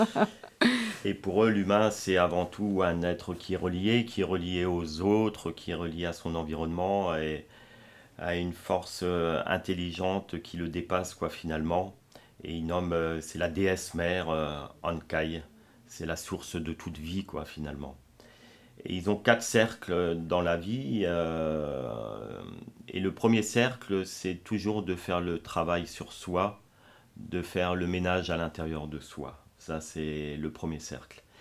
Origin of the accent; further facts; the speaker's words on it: France; chez nous en France, notamment à Strasbourg